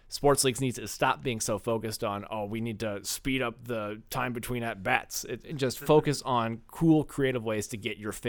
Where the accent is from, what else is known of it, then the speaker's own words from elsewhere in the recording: St. Louis, Missouri, United States; growing up in St. Louis